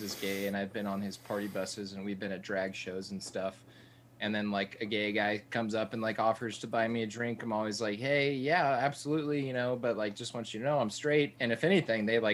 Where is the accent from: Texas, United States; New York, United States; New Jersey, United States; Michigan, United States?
Texas, United States; South; growing up in South Texas